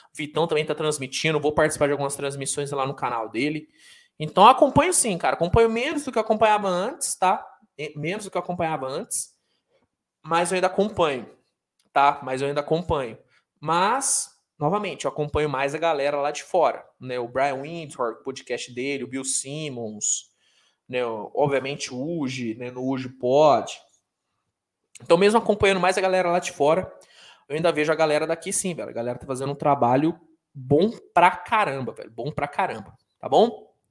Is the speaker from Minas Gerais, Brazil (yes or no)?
yes; Minas Gerais, Brazil; also born or lived in São Paulo; É que eu nasci em São Paulo, mas eu vim pra, pra Minas muito cedo